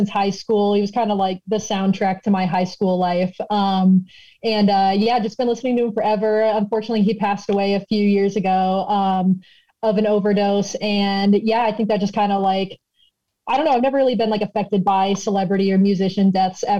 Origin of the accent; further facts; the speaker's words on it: Omaha, Nebraska, United States; moved away as an adult; also born or lived in Iowa City, Iowa; I grew up there until I was 18, and then I moved out here for school